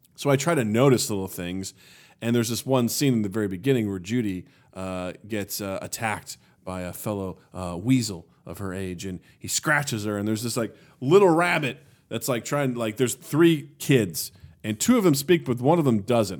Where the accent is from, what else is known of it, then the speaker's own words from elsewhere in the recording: Kirksville, Missouri, United States; moved away; my hometown of Kirksville, Missouri